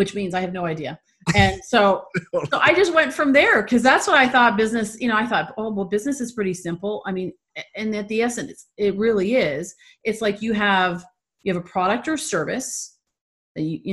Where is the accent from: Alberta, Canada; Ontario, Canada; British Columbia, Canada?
Ontario, Canada; Toronto; also born or lived in California; now in San Diego, United States; I'm from Toronto. And I live in San Diego now.